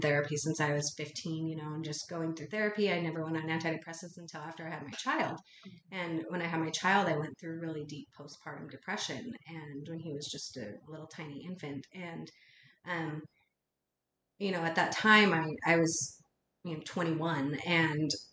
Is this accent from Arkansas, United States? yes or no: no; Utah, United States; I grew up in Utah, and in a town that was very, has a predominant culture of Mormon